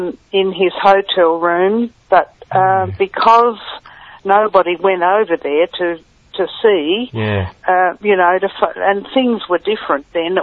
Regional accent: Adelaide, South Australia, Australia; moved away; I was born in Adelaide. Right. Yes. Okay. So my parents lived there, and that's where I was brought up.

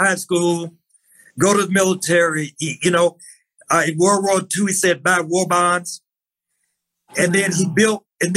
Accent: Mississippi, United States; I'm from Mississippi

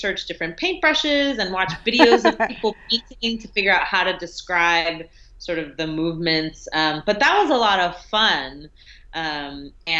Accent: New York City, New York, United States; the neighborhood I grew up in Brooklyn, Fort Greene

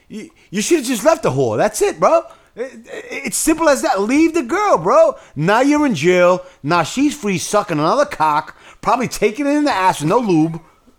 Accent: New York City, New York, United States; Yeah, to be honest, man, I'm happy I'm from the Bronx. I'm happy I was born and raised in the North Bronx on Gun Hill because you had black people on Gun Hill.

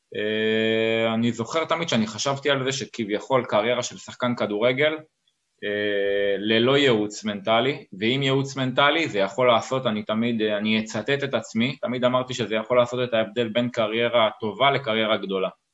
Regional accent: Rishon LeZion, Central District, Israel; born or raised there; moved away as an adult; now in Portugal

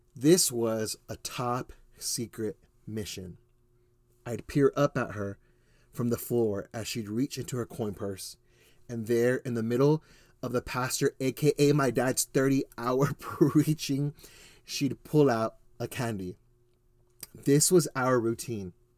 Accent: Ozona, Texas, United States; also born or lived in Houston, Texas; now in Spring, Texas, United States; my family actually lived in a tiny Texas town you've never heard of, Ozona, Texas

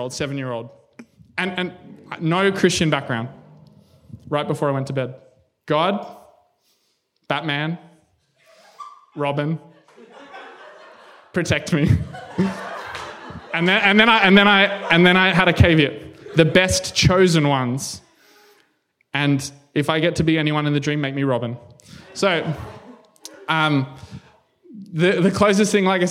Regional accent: Canberra, Australian Capital Territory, Australia; I'm from Canberra.

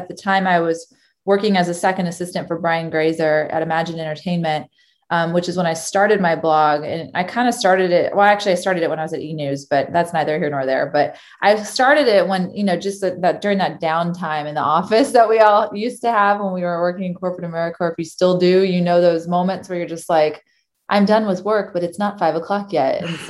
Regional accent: Texas, United States; moved away as an adult; now in Chicago, United States; I moved from Texas to go to college in Chicago, and I studied journalism

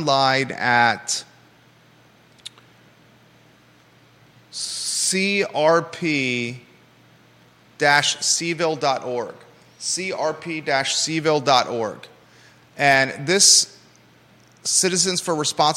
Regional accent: United States; also born or lived in Naples, Florida / Williamsburg, Virginia; now in Charlottesville, United States; growing up in Naples, Florida, and then Williamsburg, Virginia

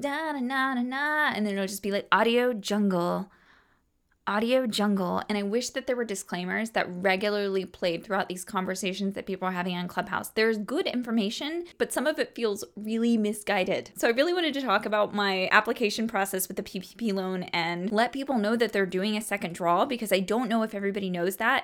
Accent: Cross Lanes, West Virginia, United States; now in Towson, United States; I am from a small town. I'm from Cross Lanes, West Virginia.

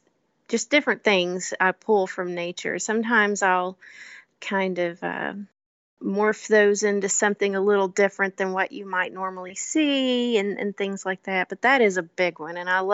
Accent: Kentucky, United States; I love growing up in Kentucky. I grew up on bluegrass. Everyone in my family played an instrument growing up.

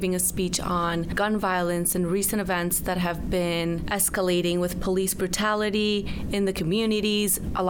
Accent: Medellin, Antioquia, Colombia; now in Chicago, United States; I'm from Medellin, Colombia

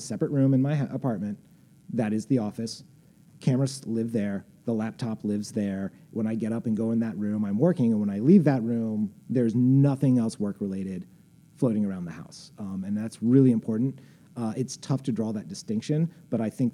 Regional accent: Indiana, United States; moved away as an adult; now in Chicago, United States; I grew up in Indiana. Like, you know, I've lived in Chicago for like 20 years.

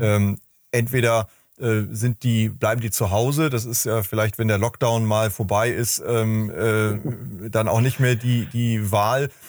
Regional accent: Hamburg, Germany; meine Heimatstadt Hamburg

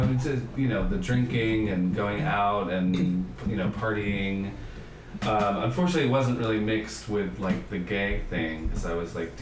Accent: Palisades, New York, United States; moved away as an adult; also born or lived in Upper East Side, New York City / Chelsea, New York City; now in Los Angeles, United States; I grew up on the Upper East Side, but then mainly in a little town across the river from New York.

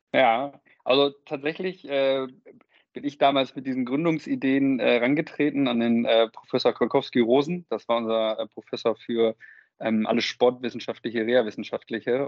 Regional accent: Münster, North Rhine-Westphalia, Germany; geboren in Münster, mittlerweile 31

